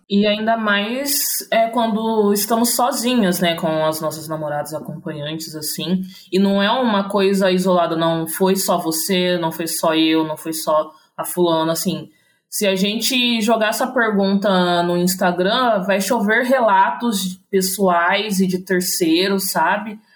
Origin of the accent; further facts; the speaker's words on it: interior of São Paulo, Brazil; sou do interior de São Paulo